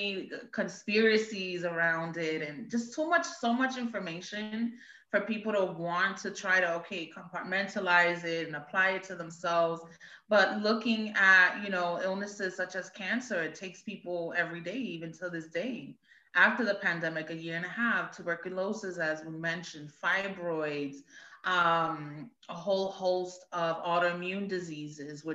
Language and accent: English; New York City, New York, United States; moved away as an adult; now in Pennsylvania, United States; I grew up in Brooklyn, in Bed-Stuy, Brooklyn, New York. Moved out to Pennsylvania